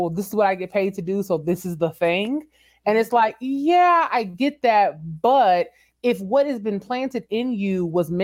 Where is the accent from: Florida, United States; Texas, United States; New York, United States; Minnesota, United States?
Texas, United States; San Antonio; moved away as an adult; also born or lived in Washington, D.C.; San Antonio is my hometown.